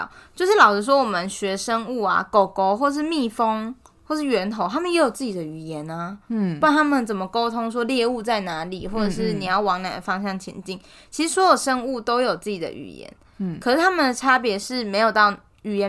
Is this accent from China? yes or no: no; Taiwan; 为什么大家都相信我是台湾人，然后美国人相信他是美国人？